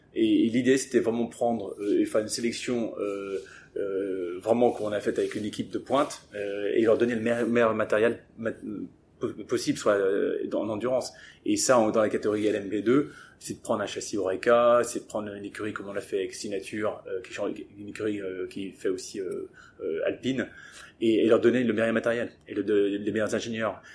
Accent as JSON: {"language": "French", "region": "England", "country": "United Kingdom", "tie": "born or raised there", "moved": "yes", "said": "j'ai grandi en Angleterre"}